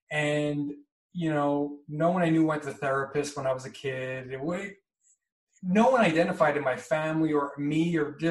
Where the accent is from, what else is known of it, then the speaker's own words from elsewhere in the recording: East Coast, United States; But I'm from the East Coast